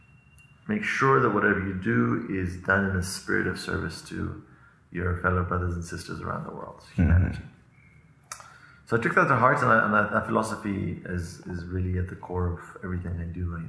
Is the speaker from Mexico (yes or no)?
no; Kenya; moved away as an adult; also born or lived in Los Angeles, United States / Iran / Israel / California, United States; now in South Africa; Most of my life, I grew up in Kenya, my childhood, until 18